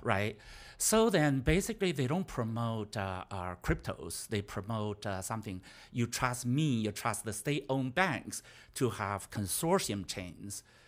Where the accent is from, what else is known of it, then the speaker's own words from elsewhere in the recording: China; moved away; I was from China.